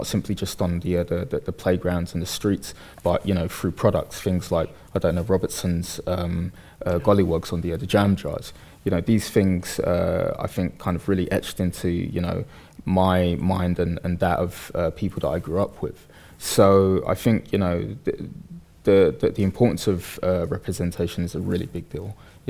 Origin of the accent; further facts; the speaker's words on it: Bethnal Green, London, United Kingdom; I grew up in Bethnal Green in the early 80s through to the 90s.